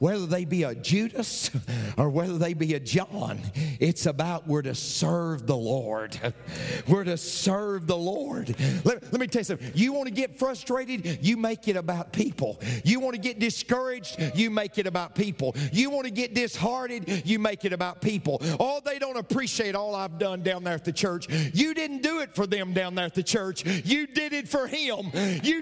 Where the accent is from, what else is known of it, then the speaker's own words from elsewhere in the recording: Tennessee, United States; I'm from Tennessee.